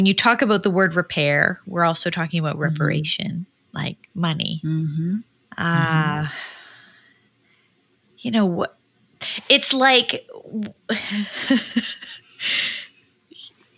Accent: Canada; I'm a Canadian

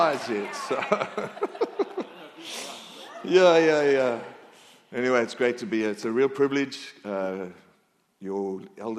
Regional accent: Australia; accent: Aussie; now in North Carolina, United States; My accent is Aussie

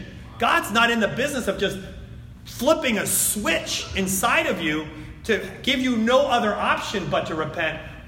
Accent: New Jersey, United States; I'm from New Jersey.

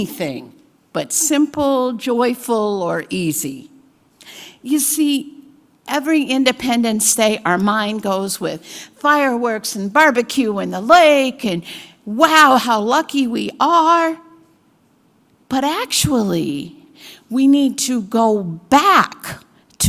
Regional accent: United States

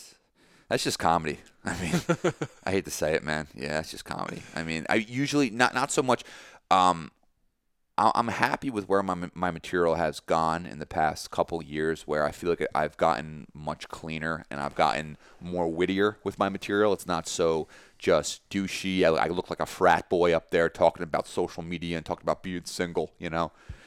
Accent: Long Valley, New Jersey, United States; just being surrounded by a culture that wasn't yours growing up in Long Valley, being surrounded by different types of people, different walks of life

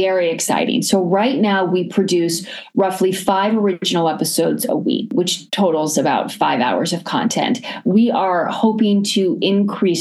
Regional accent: Washington, District of Columbia, United States; moved away as an adult; now in New York City, United States; I was born in New York and lived there until I was 8, but I really consider my childhood and growing up in Washington, D.C. I grew up in a neighborhood called Georgetown

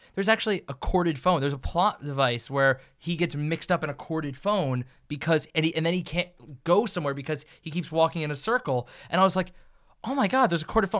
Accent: New Jersey, United States; I'm from New Jersey

